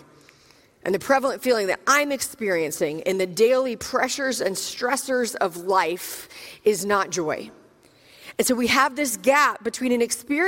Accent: Richmond, Virginia, United States; I'm actually from Richmond, Virginia

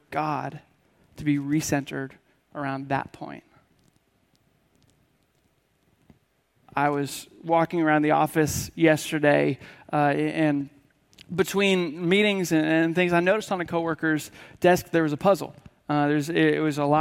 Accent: Washington, United States; now in Tennessee, United States; I grew up in Washington State, which is pretty much on the opposite side of the country. And so you have us here in Tennessee

